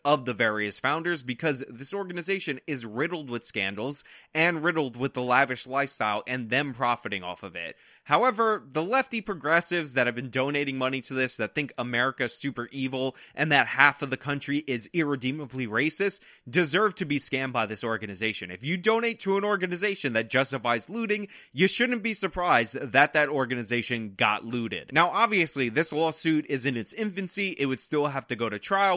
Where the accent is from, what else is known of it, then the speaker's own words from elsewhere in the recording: United States; we, as the American people